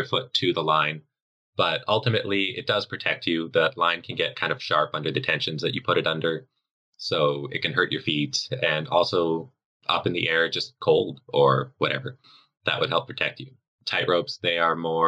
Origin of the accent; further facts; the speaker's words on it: Canada; Metric people like Canadians like me